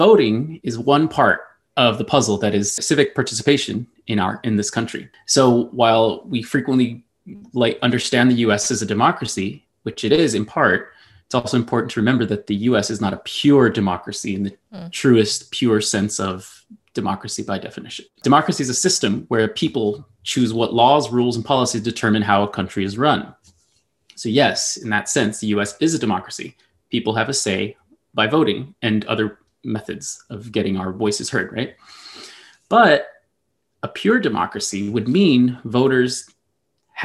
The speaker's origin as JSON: {"language": "English", "town": "El Paso", "region": "Texas", "country": "United States", "tie": "born or raised there", "said": "my hometown friends from El Paso"}